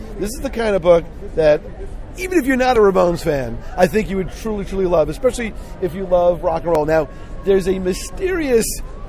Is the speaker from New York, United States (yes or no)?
yes; New York City, New York, United States; And I'm from Bayside.